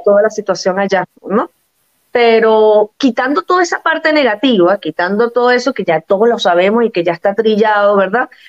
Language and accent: Spanish; Venezuela; moved away as an adult; also born or lived in Portugal; now in Cascais, Portugal; La única nacida en Venezuela soy yo